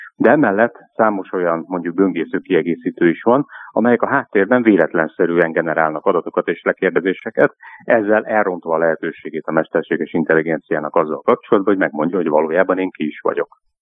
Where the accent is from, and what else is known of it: Hungary